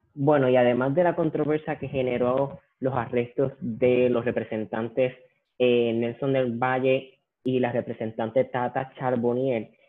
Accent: Puerto Rico; a nosotros como puertorriqueños y como puertorriqueñas

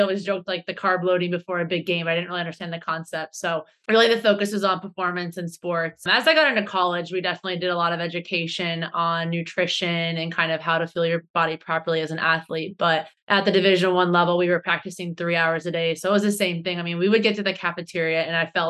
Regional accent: Ohio, United States; moved away as an adult; now in Boston, United States; I live in Boston, Massachusetts, USA. I'm originally from Ohio.

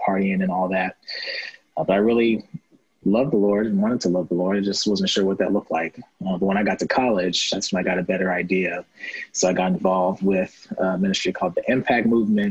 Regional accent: O'Fallon, Illinois, United States; I was raised in O'Fallon, Illinois, or about 20 minutes from downtown St. Louis

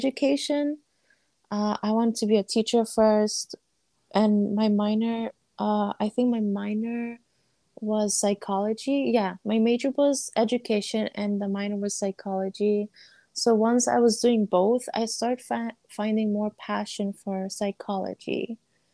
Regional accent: United States; I was born and raised here, but my family's nationality is Afghanistan

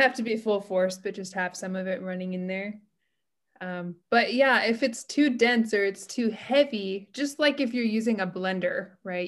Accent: United States; moved away as an adult; now in Japan; I'm American and I'm living in Japan

